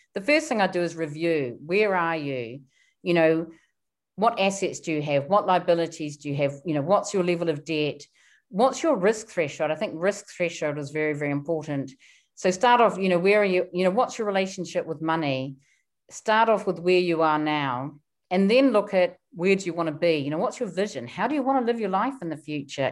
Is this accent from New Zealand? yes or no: yes; New Zealand; moved away as an adult; now in London, United Kingdom; I come from New Zealand. My parents were very frugal. So I was brought up to be very, very frugal